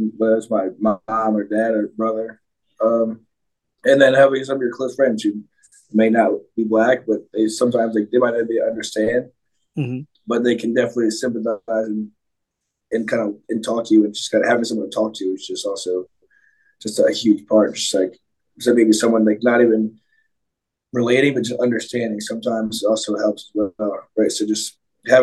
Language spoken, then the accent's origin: English; Philadelphia, Pennsylvania, United States; when I grew up in Philly, there was a team called the Anderson Monarchs